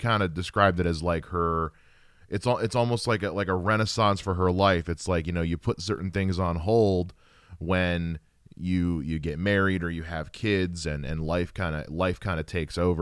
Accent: United States; I'm a Carolina boy myself

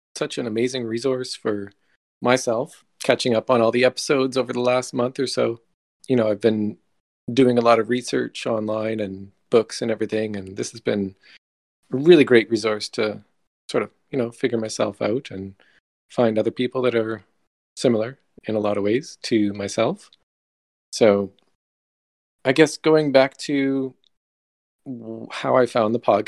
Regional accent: Canada; accent: Canadian; So I'm from Canada, up north.

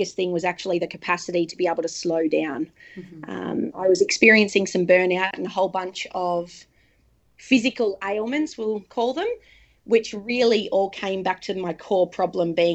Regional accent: Darwin, Northern Territory, Australia; moved away as an adult; now in Sunshine Coast, Australia; So we're living on the Sunshine Coast at the moment, but we are from Darwin and Darwin will always be home.

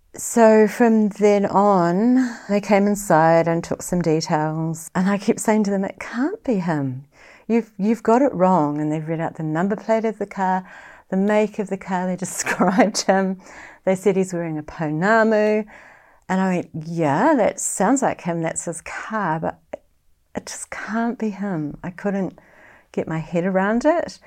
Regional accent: Auckland, New Zealand; now in Far North, New Zealand; I live in the far north. I grew up in West Auckland

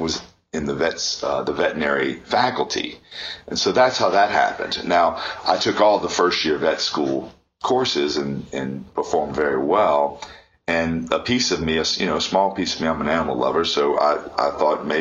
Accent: New Orleans, Louisiana, United States; I am originally from New Orleans, Louisiana, born and raised outside in a smaller town there

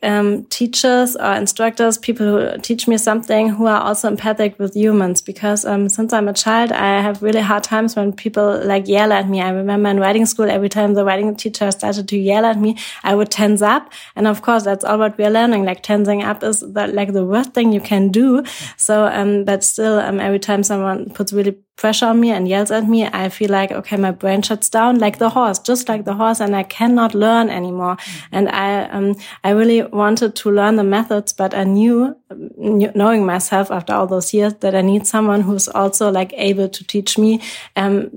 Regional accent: Germany; I'm from Germany.

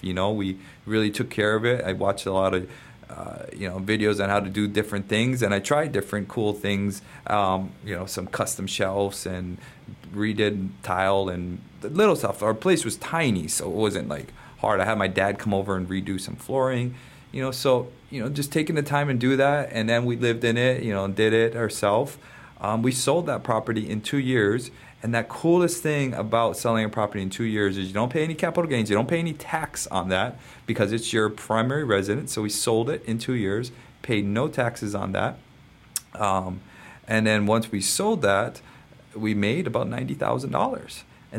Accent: Hawaii, United States; I'm your Hawaiian money guy.

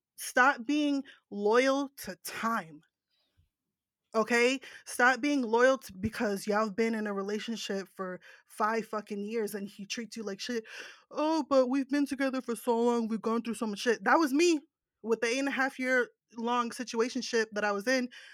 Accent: New Jersey, United States; I'm from New Jersey, that's the East Coast

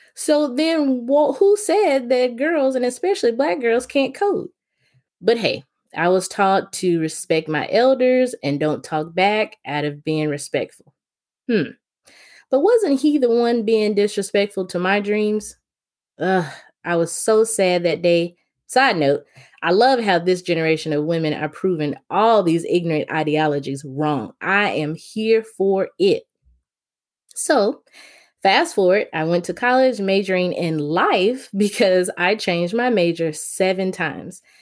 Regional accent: Memphis, Tennessee, United States; I was born and raised in Memphis, Tennessee

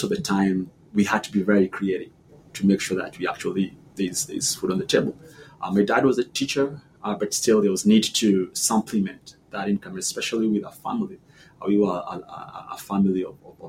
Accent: Nairobi, Kenya; also born or lived in Washington, D.C.; now in United States; I was born in Bahati.

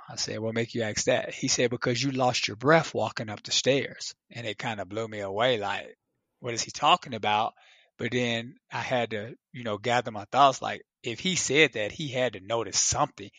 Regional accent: Chicago, Illinois, United States; me growing up in Chicago

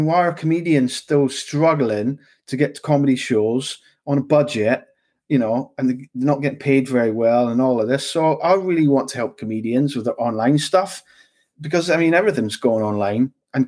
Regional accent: London, United Kingdom; I've lived and worked all over the UK. I've met a lot of people. I'm kind of multicultured. I grew up in London a little bit, finished school there.

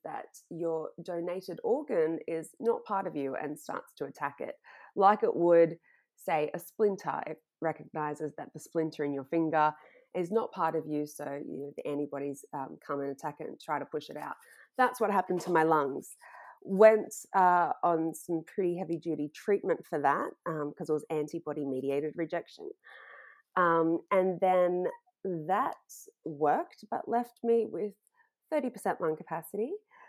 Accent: Florida, United States; I grew up in Florida and then I went to college.

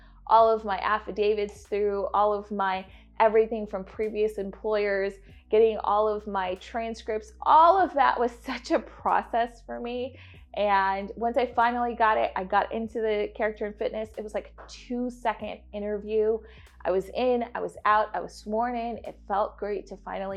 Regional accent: New York City, New York, United States; moved away as an adult; also born or lived in Atlanta, Georgia / Buffalo, New York / India; I grew up in Queens.

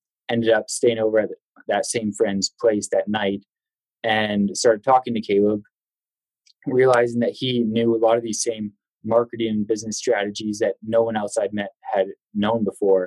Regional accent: Vancouver, British Columbia, Canada; moved away as an adult; also born or lived in Denver, United States; now in United States; Originally, I'm from Vancouver, Canada. So that brought me to the United States

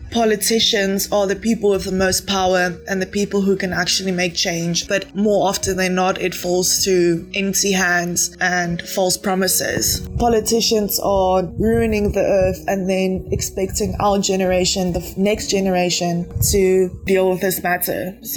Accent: Johannesburg, Gauteng, South Africa; I am from Johannesburg in South Africa, and I'm 23 years old.

